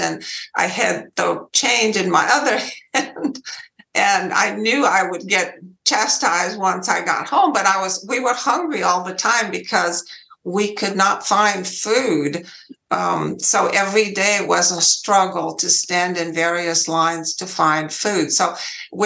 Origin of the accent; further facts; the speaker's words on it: Romania; English is a second language; moved away as an adult; now in United States; I was born in Romania, and I lived there for 20 years.